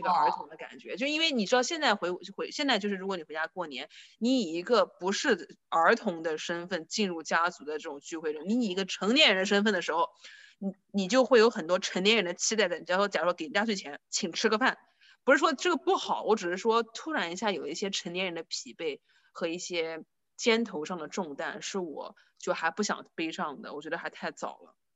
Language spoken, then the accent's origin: Chinese; northern Jiangsu, China; moved away; 在我们苏北那边，就是放鞭炮是一个特别，特别，特别隆重的一个事情